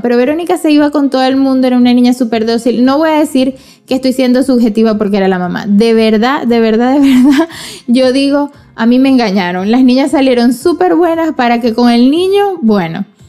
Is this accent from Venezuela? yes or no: yes; Venezuela; moved away as an adult